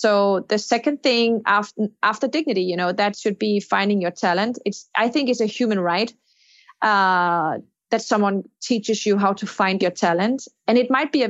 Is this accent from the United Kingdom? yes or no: no; Denmark; my home country, Denmark